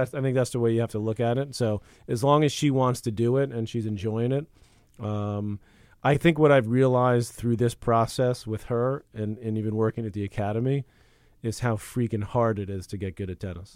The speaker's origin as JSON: {"language": "English", "country": "United States", "said": "as an American"}